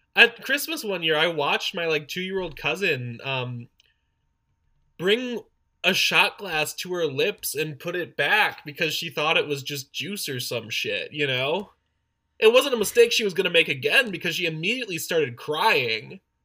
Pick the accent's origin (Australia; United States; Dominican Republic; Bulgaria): United States; Wisconsin; My family's a little wild and we're also from Wisconsin